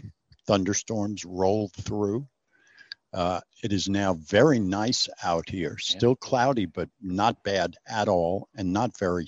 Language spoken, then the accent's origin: English; New York, United States; moved away; I grew up in New York.